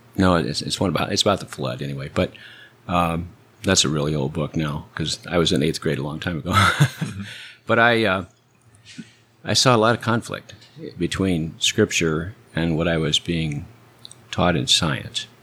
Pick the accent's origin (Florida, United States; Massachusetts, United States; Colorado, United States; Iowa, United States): Iowa, United States; Cedar Falls; now in Edinburg, Texas, United States; Cedar Falls, Iowa